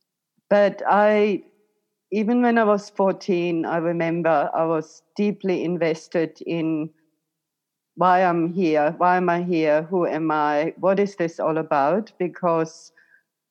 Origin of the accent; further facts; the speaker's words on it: Germany; moved away as an adult; now in Queensland, Australia; So you might hear my accent. So originally I was born in Germany.